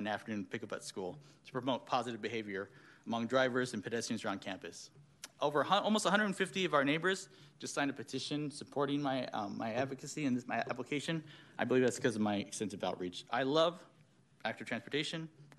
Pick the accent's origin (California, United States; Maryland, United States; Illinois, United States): California, United States; Sacramento; I'm a proud lifelong resident of Sacramento. I was raised in Meadowview, but I've lived in Tahoe Park for the past 15 years.